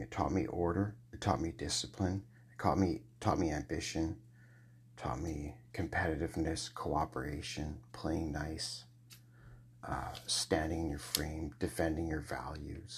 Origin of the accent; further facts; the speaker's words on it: Scotland, United Kingdom; I'm a Scot. Okay, so I'm a Scot.